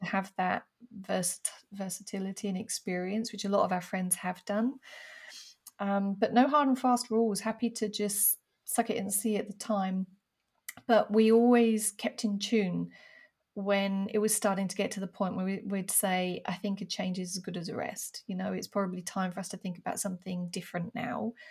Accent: United Kingdom; now in France; being a Brit abroad

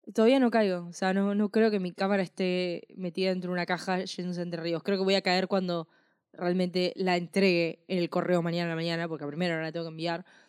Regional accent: Argentina

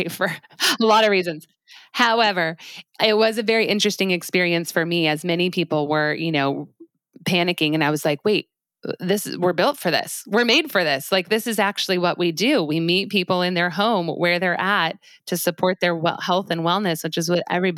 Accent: Highlands Ranch, Colorado, United States; moved away; I'm from a place called Highlands Ranch, Colorado, which is just south of Denver.

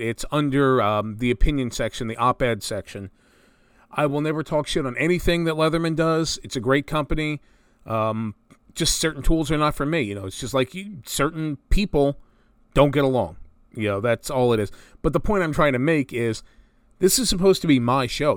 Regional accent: New Jersey, United States; Growing up in North Jersey

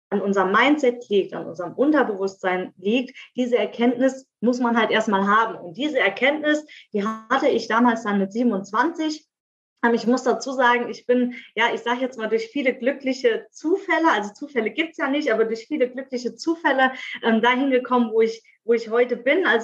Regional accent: Saarland, Germany; moved away as an adult; now in Speyer, Germany; Ich lebe im wunderschönen Speyer in der Pfalz. Ähm, ursprünglich mal aus dem Saarland hierher gezogen vor zwei Jahren. Bin 32 Jahre jung

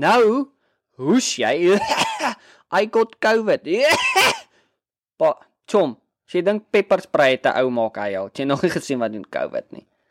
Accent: Brandfort, Free State, South Africa; moved away as an adult; also born or lived in Bloemfontein; ek kom van Brandfort

